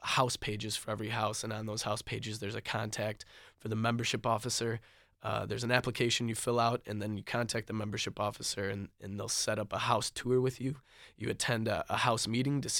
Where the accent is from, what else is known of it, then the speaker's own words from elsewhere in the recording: Detroit, Michigan, United States; moved away; I come from the Metro Detroit area where I don't even know my neighbors very well